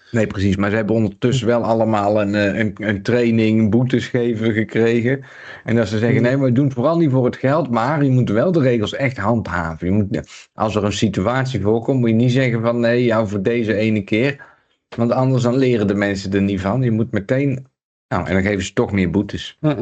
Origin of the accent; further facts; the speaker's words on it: Breda, North Brabant, Netherlands; moved away; waar, ik geboren ben, Johan, in Breda